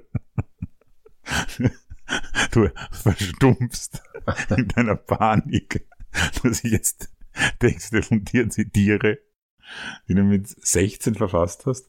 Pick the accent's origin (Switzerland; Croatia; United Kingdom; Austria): Austria; Vienna; Bei uns in Simmering